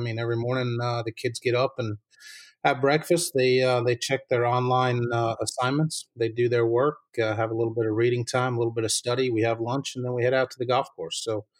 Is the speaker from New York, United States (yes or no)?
yes; East Hampton, New York, United States; moved away as an adult; now in Morganton, United States; I grew up in New York, Long Island, New York, in East Hampton. And so coming from a small area